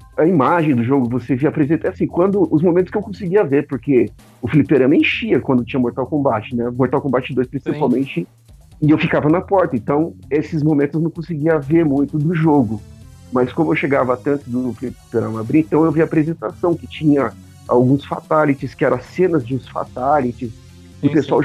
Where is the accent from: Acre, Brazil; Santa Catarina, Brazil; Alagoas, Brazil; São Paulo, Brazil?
São Paulo, Brazil; also born or lived in Atibaia; eu cresci em São Paulo, mas eu morei em Atibaia até meus 12, 14 anos